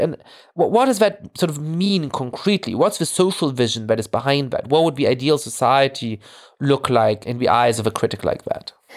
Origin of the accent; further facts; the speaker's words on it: Germany; I grew up Jewish in Germany